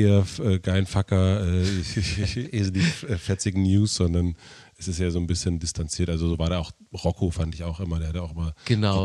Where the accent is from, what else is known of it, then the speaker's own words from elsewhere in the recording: southern Brandenburg, Germany; also born or lived in Prenzlauer Berg, Berlin; now in Berlin, Germany; ich bin in Südbrandenburg aufgewachsen